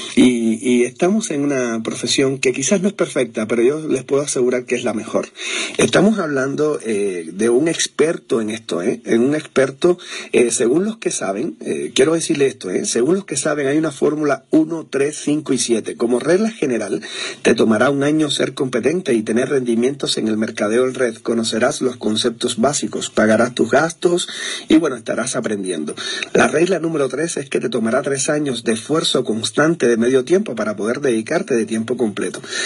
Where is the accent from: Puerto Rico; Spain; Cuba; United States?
Cuba; moved away; soy cubano